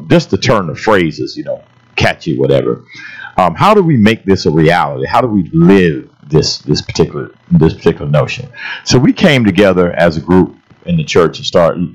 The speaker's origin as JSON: {"language": "English", "town": "St. Petersburg", "region": "Florida", "country": "United States", "tie": "born or raised there", "said": "growing up in St. Petersburg"}